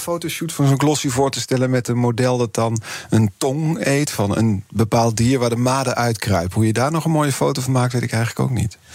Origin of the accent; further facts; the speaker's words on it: Eindhoven, North Brabant, Netherlands; ik kom er ook vandaan